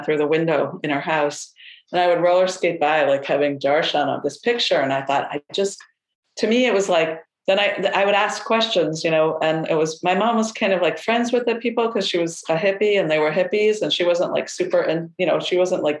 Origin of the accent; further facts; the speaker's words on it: upstate New York, United States; I grew up in upstate New York